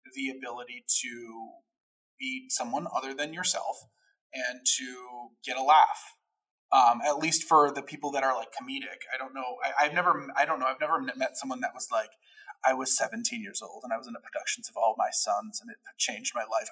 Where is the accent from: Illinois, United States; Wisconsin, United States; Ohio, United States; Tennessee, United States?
Illinois, United States; Chicago; also born or lived in Addison, Illinois / Gainesville, Florida / Los Angeles; born and raised in Chicago